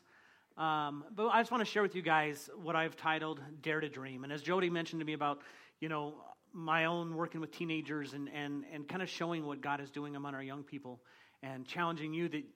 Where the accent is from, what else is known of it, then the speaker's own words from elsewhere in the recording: Taylorsville, Utah, United States; also born or lived in Louisiana; I grew up here in Utah. And it was my sophomore year. I was at Taylorsville High School